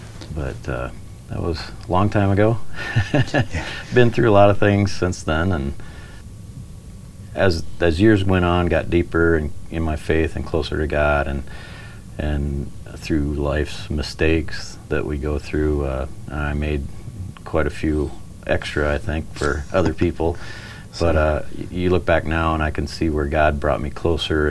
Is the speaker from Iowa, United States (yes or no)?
yes; Iowa, United States; Born and raised in Iowa